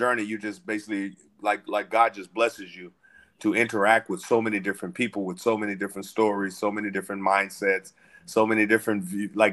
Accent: Little Rock, Arkansas, United States; moved away; I was born and raised in Little Rock, Arkansas

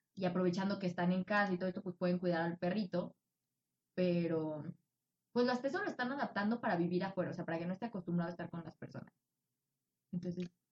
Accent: Tabasco, Mexico; moved away; also born or lived in Mexico City / Michoacán; Nacida en el Distrito Federal, criada en Tabasco con raíces de Michoacán

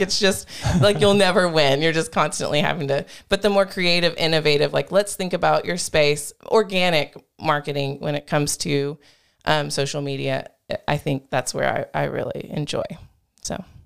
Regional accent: Groesbeck, Texas, United States; moved away; my hometown, Grosbeck

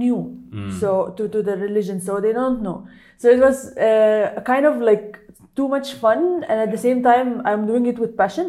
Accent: Cairo, Cairo Governorate, Egypt; moved away as an adult; also born or lived in Kerala, India; now in India; I'm from Egypt. I came to India in 2017 when I was doing my internship with ISIC as a teacher, English teacher.

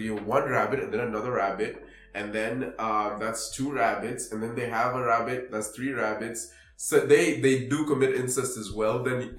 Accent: Nairobi, Kenya; I grew up in Kibera.

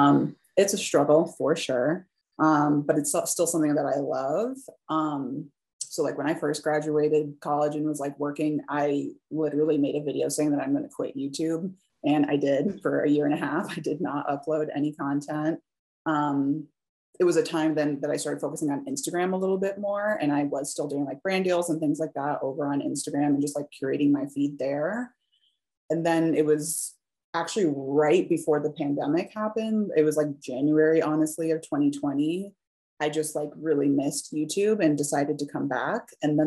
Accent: Midwest, United States; but I was from the Midwest and always kind of wanted to get out of the Midwest.

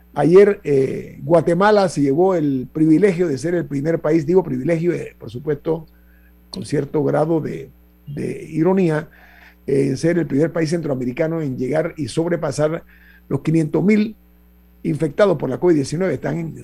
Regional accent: Panama; como panameño

